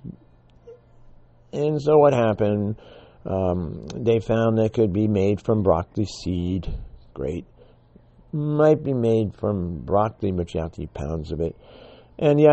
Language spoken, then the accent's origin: English; New York City, New York, United States; I grew up in the Bronx